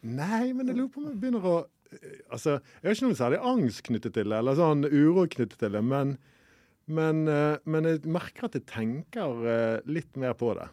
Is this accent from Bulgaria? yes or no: no; Bergen, Vestland, Norway; jeg kommer fra Bergen